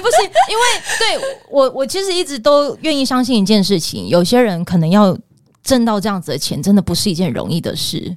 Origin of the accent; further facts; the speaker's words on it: Pingtung County, Taiwan; moved away; 因为我是屏东人，所以我又觉得我想要就是离屏东稍微近一点点